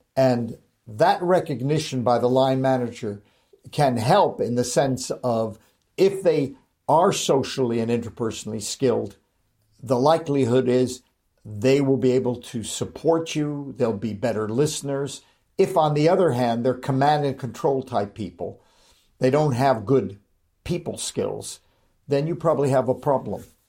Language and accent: English; Los Angeles, California, United States; moved away; also born or lived in Manchester, United Kingdom; I was born and raised in Hollywood